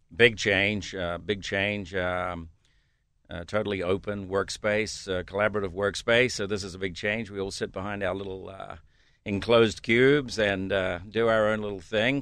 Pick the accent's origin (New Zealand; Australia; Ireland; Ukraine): New Zealand; moved away as an adult; also born or lived in United States; now in Pittsburgh, United States; originally I'm from New Zealand